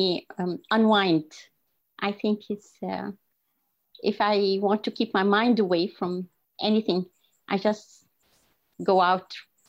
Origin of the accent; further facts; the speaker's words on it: Libya; moved away as an adult; now in Newcastle, United Kingdom; I'm from Libya. I used to work at home as a dentist. I teach at the medical school there.